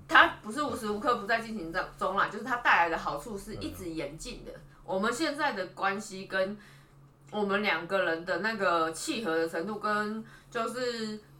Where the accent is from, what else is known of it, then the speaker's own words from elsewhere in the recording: Taipei, Taiwan; 我是台北人